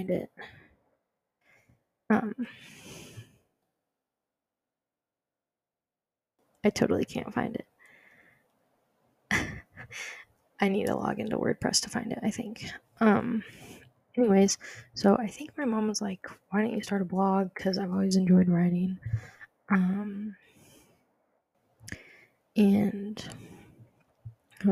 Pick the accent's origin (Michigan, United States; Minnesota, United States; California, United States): California, United States; Southern; moved away; also born or lived in Denver, Colorado / Africa; after Africa, we moved to Southern California, where I lived for 8 years